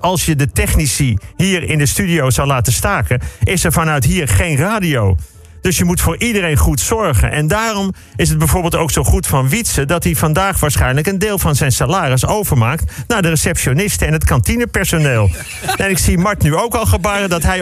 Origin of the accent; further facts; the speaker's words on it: Bussum, North Holland, Netherlands; in Bussum, waar ik vandaan kom